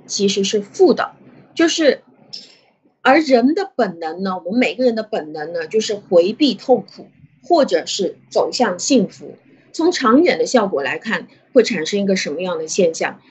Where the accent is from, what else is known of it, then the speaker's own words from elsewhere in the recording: China; 我们中国人